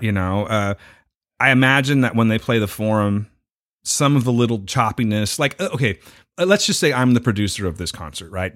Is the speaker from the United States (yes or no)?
yes; United States; I'm an American and we're rowdy and shit